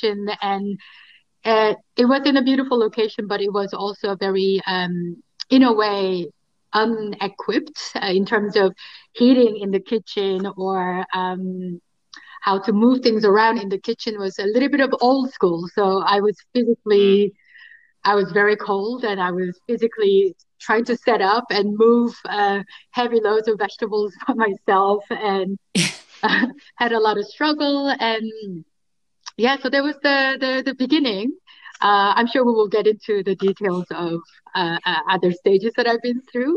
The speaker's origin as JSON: {"language": "English", "country": "South Korea", "tie": "born or raised there", "also_born_or_lived": "Paris, France / Berlin, Germany", "second_language": "English", "moved": "as an adult", "lives_now": "Amsterdam, Netherlands", "said": "I was born and raised in Korea"}